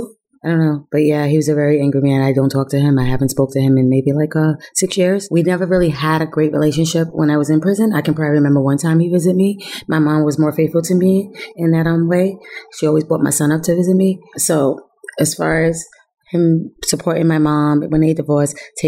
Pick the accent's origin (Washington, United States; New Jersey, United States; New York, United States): New York, United States; Yonkers; also born or lived in Germany; I grew up in Yonkers, New York. I was born in Germany. I'm an Army brat.